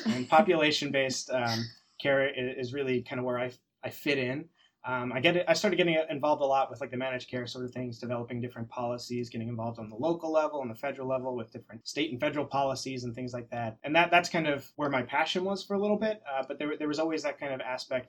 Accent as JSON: {"language": "English", "town": "Langhorne", "region": "Pennsylvania", "country": "United States", "tie": "born or raised there", "also_born_or_lived": "Pittsburgh, Pennsylvania", "moved": "as an adult", "lives_now": "New Jersey, United States", "said": "I'm originally from Langhorne, Pennsylvania."}